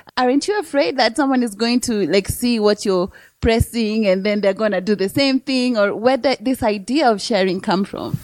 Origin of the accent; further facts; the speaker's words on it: Kenya; I'm from East Africa and Kenya